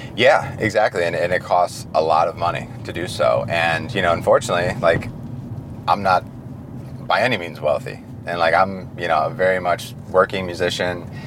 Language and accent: English; Detroit, Michigan, United States; I'm from Detroit.